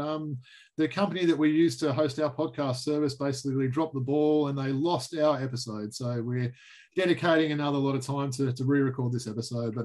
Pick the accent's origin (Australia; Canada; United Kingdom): Australia; Perth, Western Australia; my hometown of Perth